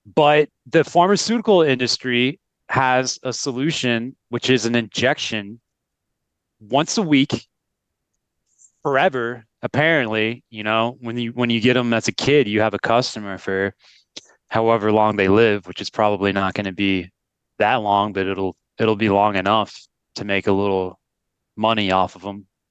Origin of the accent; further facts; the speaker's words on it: United States; moved away as an adult; we're both American, and so we've seen, I haven't been in the U S for eight years